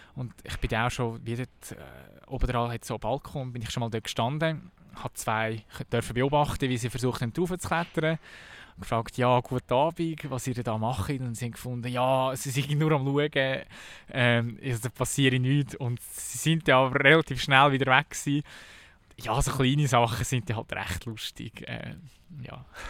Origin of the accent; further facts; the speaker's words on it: Kerns, Obwalden, Switzerland; also born or lived in Melchtal / Sarnen / Lucerne; Ich bin im tiefsten Melchtal aufgewachsen, bis, bis ich fünf war. Und plötzlich bin ich irgendwie auf Kerns gekommen, dann bin ich auf Sarne in das Gimme